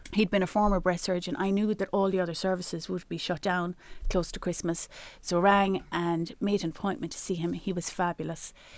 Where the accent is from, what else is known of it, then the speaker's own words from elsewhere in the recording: Ireland; as Irish people, as, as in our culture, we're very generous